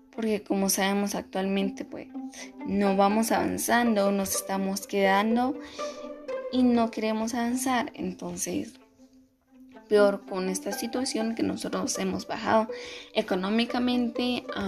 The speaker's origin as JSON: {"language": "Spanish", "country": "Guatemala", "said": "somos guatemaltecos"}